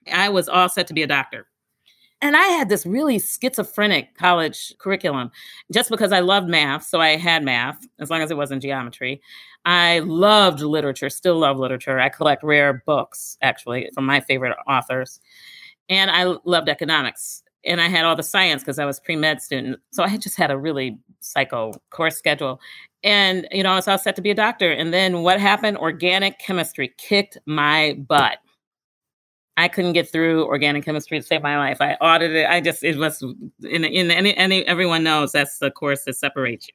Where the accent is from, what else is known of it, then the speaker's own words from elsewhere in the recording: Milwaukee, Wisconsin, United States; Born and raised in Milwaukee, Wisconsin